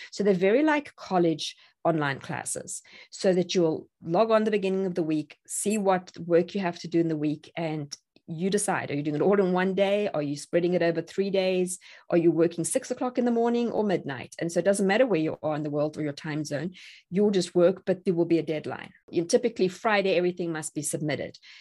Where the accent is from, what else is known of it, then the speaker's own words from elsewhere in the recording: South Africa; moved away as an adult; now in Tennessee, United States; I'm South African